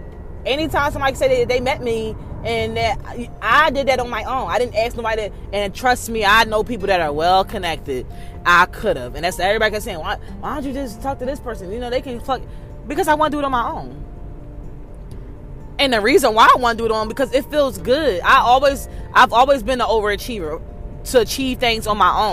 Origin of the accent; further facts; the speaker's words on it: Philadelphia, Pennsylvania, United States; I'm from North Philly. So, of course, how I talk and how I am isn't for everybody